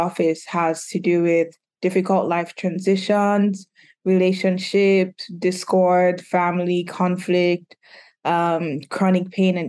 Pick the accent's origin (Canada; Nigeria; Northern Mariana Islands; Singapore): Nigeria; also born or lived in United Kingdom; now in Philadelphia, United States; I'm a licensed professional counselor based in Philadelphia. I grew up in Nigeria, grew up in the UK, and moved to Philadelphia 6-7 years ago now.